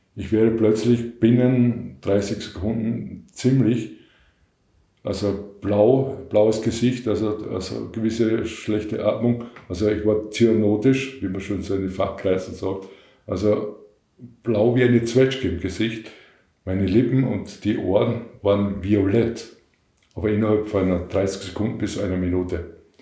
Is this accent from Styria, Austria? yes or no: yes; Western Styria, Austria; Ich komme aus der Weststeiermark